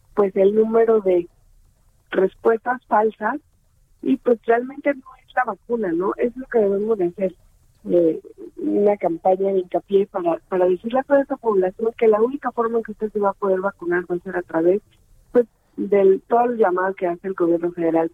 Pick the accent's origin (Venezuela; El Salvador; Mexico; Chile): Mexico; mi país